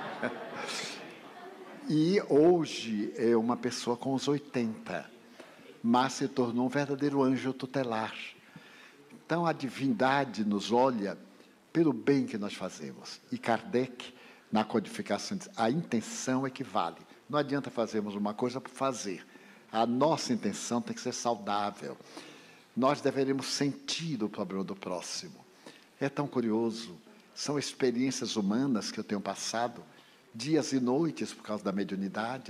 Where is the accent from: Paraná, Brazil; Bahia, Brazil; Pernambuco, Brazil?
Bahia, Brazil; Feira de Santana; now in Salvador, Brazil; porque eu sou do interior, sou de Feira de Santana